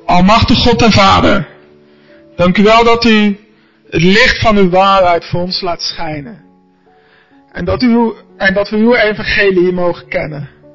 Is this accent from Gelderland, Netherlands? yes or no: yes; Arnhem, Gelderland, Netherlands; also born or lived in Gouda; now in Zwijndrecht, Netherlands; Ik ben geboren in Gouda, opgegroeid in Arnhem.